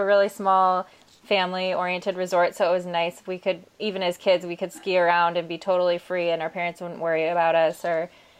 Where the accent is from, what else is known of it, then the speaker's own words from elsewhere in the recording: Michigan, United States; I grew up in Michigan also